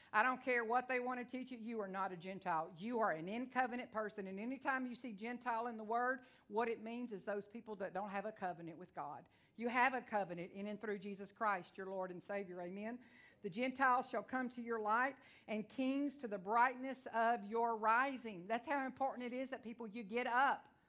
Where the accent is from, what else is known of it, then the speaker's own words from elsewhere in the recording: Onalaska, Texas, United States; I am from Texas. I talk real fast